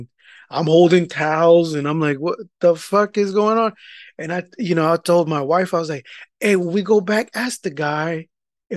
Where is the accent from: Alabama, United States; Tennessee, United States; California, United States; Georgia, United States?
California, United States; East Bay; we're from the East Bay